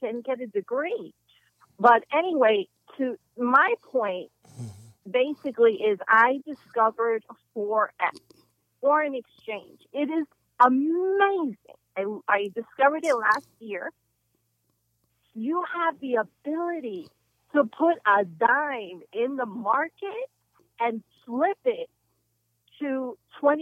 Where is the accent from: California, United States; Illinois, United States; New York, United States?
New York, United States; now in Atlanta, United States; I'm from New York, you know, where me and Karen met when we were 14